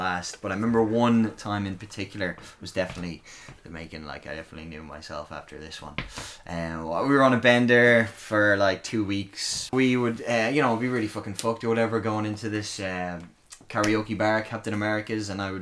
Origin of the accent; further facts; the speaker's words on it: Dublin, Leinster, Ireland; I'm from Blanchardstown, and we've basically no nightclubs out there anymore